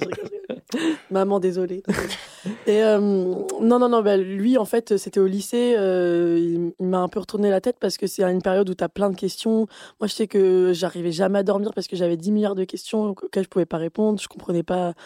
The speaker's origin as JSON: {"language": "French", "town": "Avignon", "region": "Provence-Alpes-Côte d'Azur", "country": "France", "tie": "born or raised there", "said": "j'ai grandi à Avignon"}